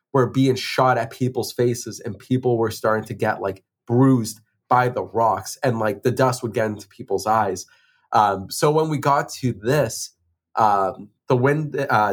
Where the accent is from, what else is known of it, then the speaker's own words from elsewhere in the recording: Boston, Massachusetts, United States; it's my hometown, it's Boston